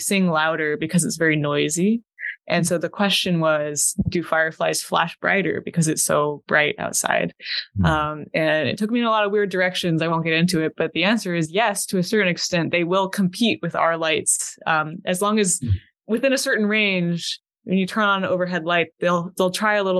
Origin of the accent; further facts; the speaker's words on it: Idaho, United States; moved away; I'm from Idaho